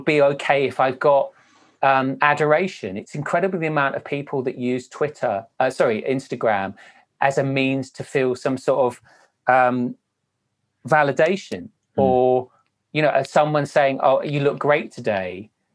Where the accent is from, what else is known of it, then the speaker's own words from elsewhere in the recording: Wales, United Kingdom; I'm Welsh